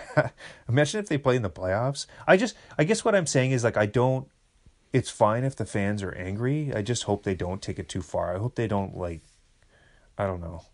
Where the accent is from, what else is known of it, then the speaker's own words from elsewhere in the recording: Kamloops, British Columbia, Canada; now in Toronto, Canada; I'm going to the homeland. I'm going to see the dirt hills of Kamloops.